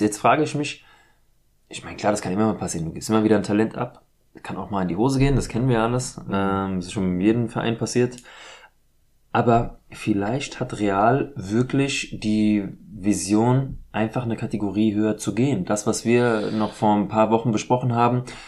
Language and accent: German; Frankfurt, Hesse, Germany; Ich bin in Deutschland geboren, ich bin in Frankfurt